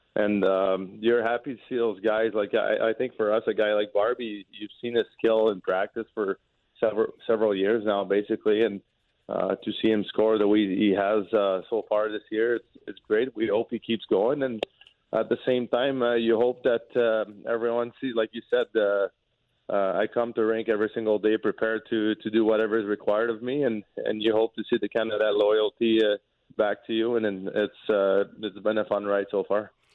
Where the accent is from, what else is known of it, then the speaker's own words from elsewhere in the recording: Quebec, Canada; first language French; English is a second language; moved away as an adult; also born or lived in Lewiston, Maine; now in St. Louis, United States; growing up in Quebec from the city that I'm from, even though it's close to the United States, we never had to speak English